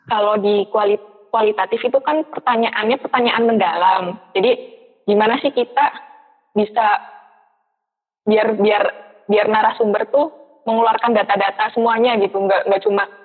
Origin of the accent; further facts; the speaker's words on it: Purwokerto, Central Java, Indonesia; Terus finansial juga karena aku kan dari PWT ya terus harus bolak-balik beberapa kali ke Bandung juga gitu.